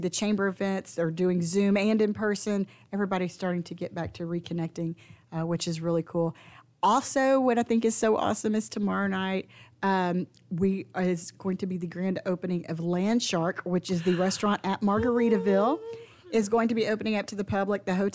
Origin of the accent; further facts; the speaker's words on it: the South, United States; we're from the South. We hug around here.